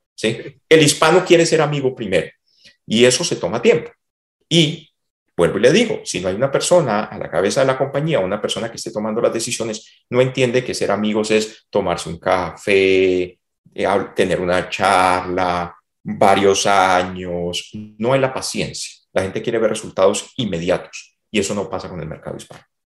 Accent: Cali, Valle del Cauca, Colombia; moved away as an adult; also born or lived in Bogotá, Colombia; now in Texas, United States; Yo soy de Cali, yo me fui a Bogotá a estudiar

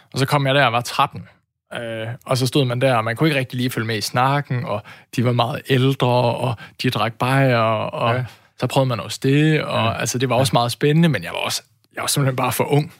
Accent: Aarhus, Central Denmark Region, Denmark; jeg er jo også født og opvokset i Aarhus

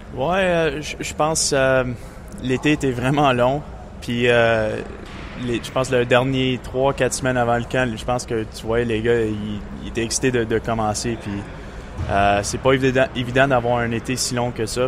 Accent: Montreal, Quebec, Canada; Puis c'est aussi ma ville natale.

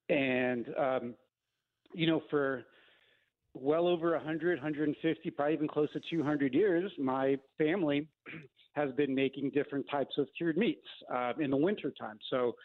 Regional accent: Sacramento Valley, California, United States; I lived on a little ranch, actually, in Northern California. So I was born and raised in the Sacramento Valley.

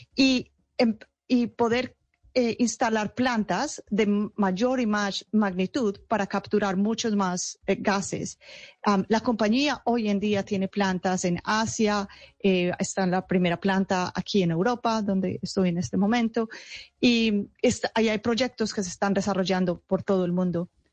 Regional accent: Paisa region, Antioquia, Colombia; moved away; hace muchos años ya salí de Colombia, pero toda mi familia está en Colombia y soy muy orgullosa de ser paisa

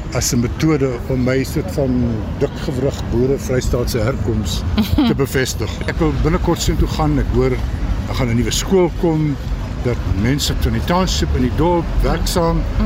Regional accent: Kroonstad, Free State, South Africa; moved away; Ek kon nie teruggaan na my geboortedorp toe vir jare nie

